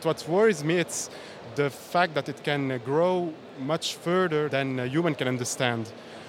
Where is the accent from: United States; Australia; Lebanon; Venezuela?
Lebanon; I'm from Lebanon.